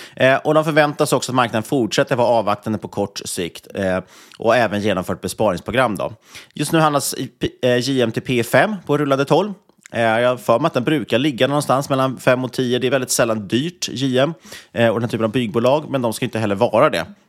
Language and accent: Swedish; Sweden; som svensk